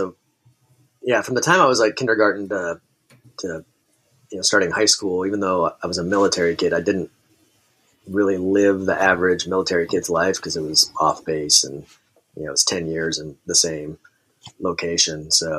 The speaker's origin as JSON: {"language": "English", "region": "Kansas", "country": "United States", "tie": "born there", "also_born_or_lived": "Tacoma", "said": "So I was born in Kansas and then bounced around, kind of all throughout my childhood."}